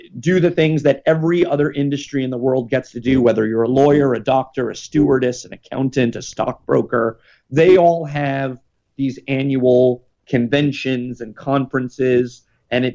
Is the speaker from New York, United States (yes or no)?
yes; New York, United States; I'm a New Yorker